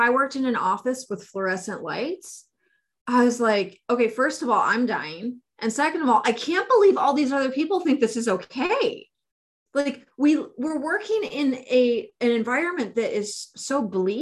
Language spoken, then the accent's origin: English; Bay Area, California, United States; I come from the Bay Area